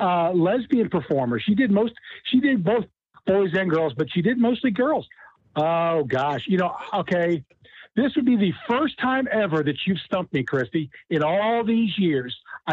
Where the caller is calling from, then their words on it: Cincinnati, Ohio, United States; from Cincinnati.